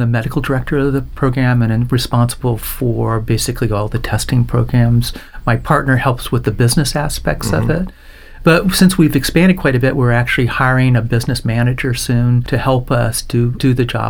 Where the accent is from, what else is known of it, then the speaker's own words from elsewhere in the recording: Orlando, Florida, United States; So I was born in Orlando. I'm a Florida boy. My father was in the Air Force. We moved around every 3 years, pretty much all through high school from that standpoint.